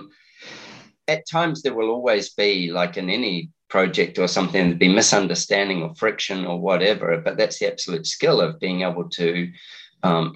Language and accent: English; New Zealand; also born or lived in Steamboat Springs, Colorado; now in Australia; I'm a Kiwi, but I live in Australia